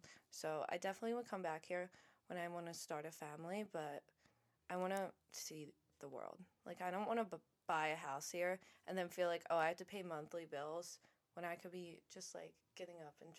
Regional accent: Cinnaminson, New Jersey, United States; also born or lived in Philadelphia, Pennsylvania; when I came in here in fourth grade, and when I came from Philly

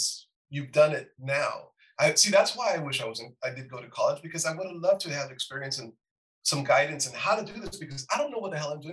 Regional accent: Los Angeles, California, United States; growing up in East

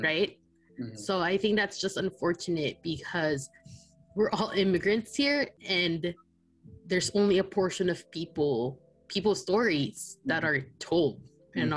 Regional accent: Philippines; now in United States; I was born and raised in the Philippines

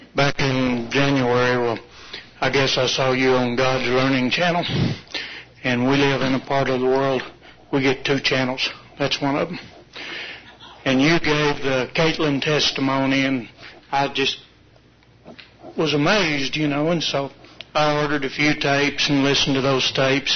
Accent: Fort Worth, Texas, United States; I'm from Fort Worth

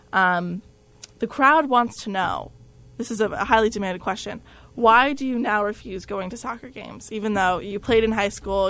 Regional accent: New Jersey, United States; moved away; I'm from Jersey specifically

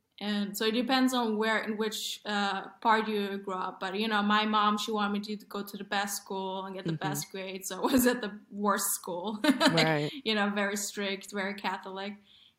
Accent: Vienna, Austria; And I remember I had great gay friends growing up in Vienna, and they were really bullied.

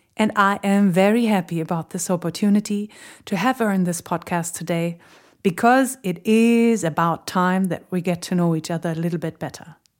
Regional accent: Berlin, Germany; she is a real Berliner, just like me.

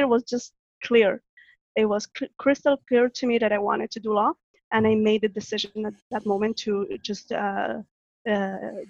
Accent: Catalonia, Spain; English is a second language; moved away as an adult; also born or lived in Morocco / France; now in Canada; I was born in Morocco, and when I was 6 years old, we moved to Spain

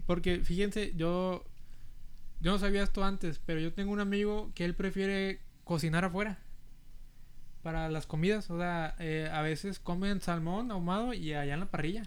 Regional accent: Brownsville, Texas, United States; first language Spanish; also born or lived in Monterrey, Mexico; ya me vine aquí al valle y pues crecí aquí en los últimos 15 años

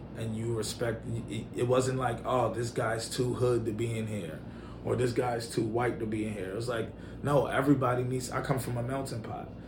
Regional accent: New York City, New York, United States; also born or lived in Schaumburg, Illinois / Nigeria; now in Chicago, United States; I grew up in New York City.

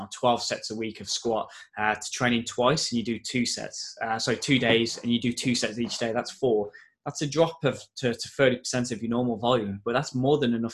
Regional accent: Wolverhampton, West Midlands, United Kingdom; because I I don't know if you can tell from my accent, but I'm from Wolverhampton, uh, so my family's really close.

